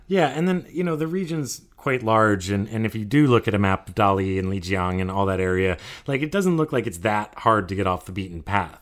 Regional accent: Vermont, United States; also born or lived in California; now in Bangkok, Thailand; Even though I grew up in Vermont and skied five days a week as a kid

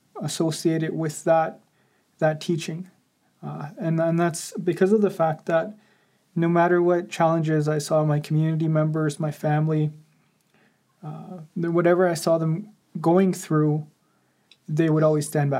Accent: Morley, Alberta, Canada; first language Nakota Sioux; English is a second language; now in Calgary, Canada; my hometown is Minithni, which is also known as Morley

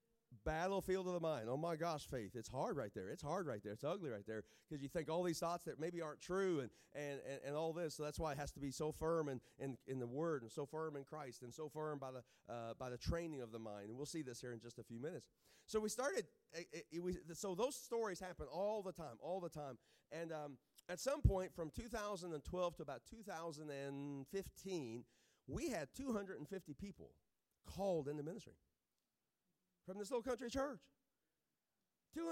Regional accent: Southern United States, United States; I'm a sweet tea fan. I'm from South, so I think, you know, sweet tea is the official drink of heaven.

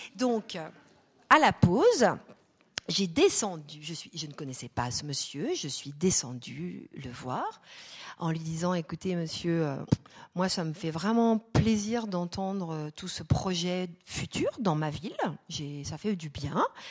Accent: France; chez nous en France

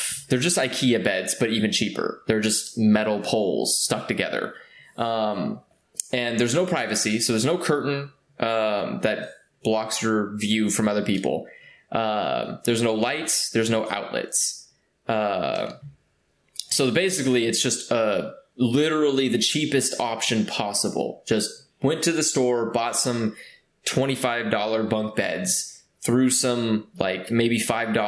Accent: California, United States

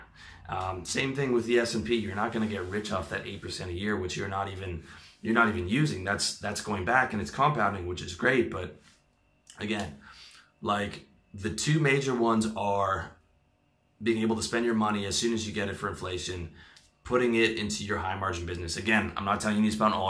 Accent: Canada; now in Thailand; I am from Canada

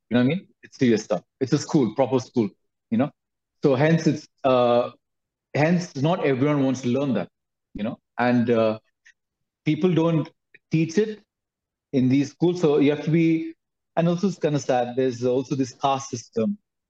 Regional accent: Dubai, United Arab Emirates; I was born in Dubai, studied there and everything in Dubai. Did my schooling there. So it's a very metropolitan city, really cool.

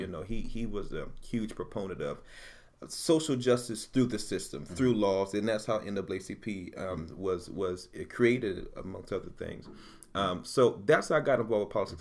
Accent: Utica, New York, United States; So I came from North Utica, JFK. I lived in North Utica as well.

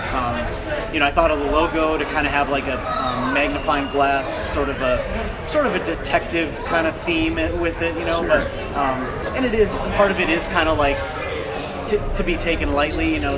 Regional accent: Wisconsin, United States; moved away as an adult; also born or lived in Chicago, Illinois; now in Maryland, United States; I love Wisconsin to death. Like the uh, the people are amazing. It's, it was a great place to grow up

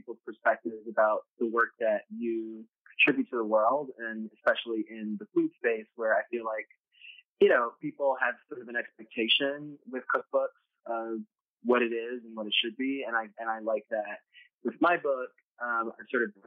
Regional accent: New York City, New York, United States; growing up in New York City

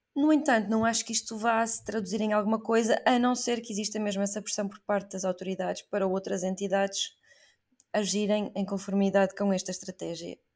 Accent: Portugal; eu sou portuguesa

